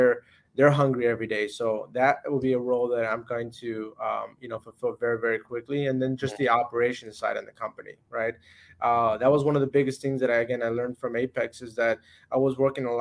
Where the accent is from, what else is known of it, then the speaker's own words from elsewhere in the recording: Florida, United States; now in Illinois, United States; I'm from Florida